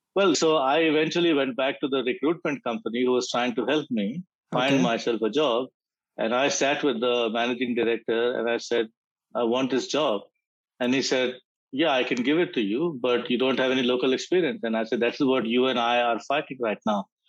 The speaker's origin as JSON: {"language": "English", "country": "India", "moved": "as an adult", "lives_now": "Australia", "said": "I come from India"}